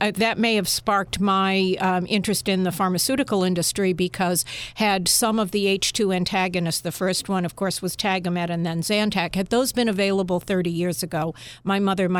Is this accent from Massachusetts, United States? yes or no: yes; Natick, Massachusetts, United States; Natick is a suburb of Boston, about 16 miles outside of Boston. And my mother and father lived there for a number of years. They moved there from Holliston because the schools were better in Natick.